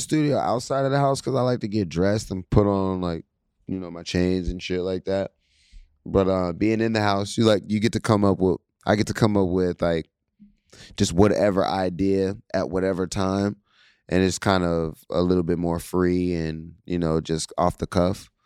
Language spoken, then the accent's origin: English; Pittsburgh, Pennsylvania, United States; I'm from Pittsburgh